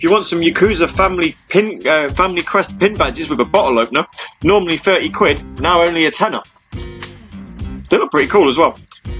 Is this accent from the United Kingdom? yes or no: yes; United Kingdom; Because I'm British, you see, so I have to be a little bit... I have to be a little bit camp.